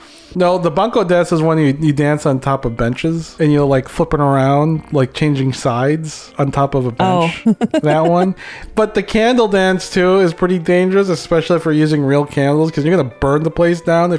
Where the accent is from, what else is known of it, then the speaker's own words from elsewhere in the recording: Philippines; Everybody knows I'm a Filipino. I'm like one of the only Filipinos in my job.